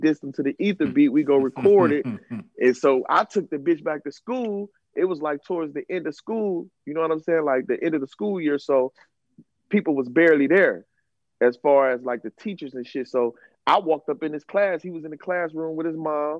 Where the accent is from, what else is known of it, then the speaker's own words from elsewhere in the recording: Cleveland, Ohio, United States; also born or lived in New York; I go back to the projects because I'm from the Valley and shit. There's projects in Cleveland